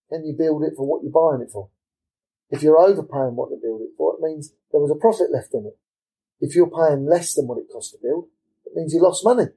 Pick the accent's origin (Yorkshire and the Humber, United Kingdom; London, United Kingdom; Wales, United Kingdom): London, United Kingdom; also born or lived in Lutterworth, Leicestershire; I'm an East Londoner. I'm, I'm from Forest Gate, and you know I'm an East Londoner through and through